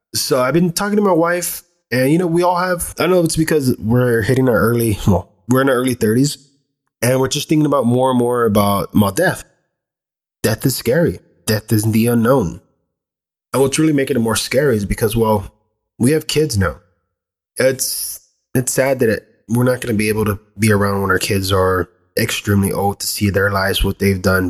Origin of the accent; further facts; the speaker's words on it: United States; I was born here in the States, still from this greater land